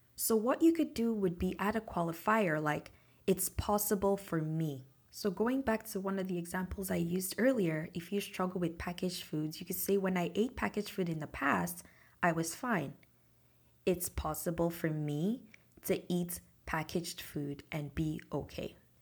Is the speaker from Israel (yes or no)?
no; Nigeria; moved away; the same support that my mom had when I was growing up in Nigeria